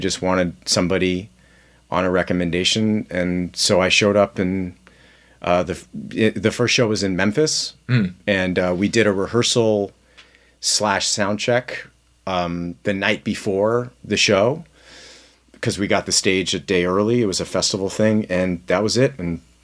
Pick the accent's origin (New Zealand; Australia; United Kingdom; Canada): Canada; moved away as an adult; now in Los Angeles, United States; being Canadian and being, having grown up there